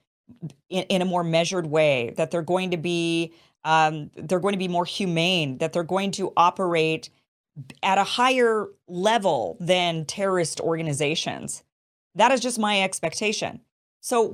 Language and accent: English; United States; we, the United States, we, the American people